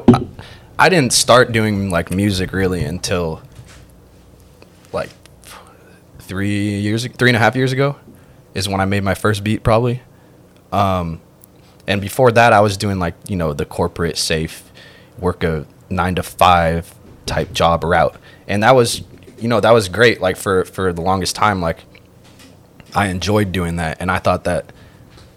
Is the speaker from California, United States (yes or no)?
yes; Marin, California, United States; also born or lived in San Francisco; I went to high school in the city, even though I'm from Marin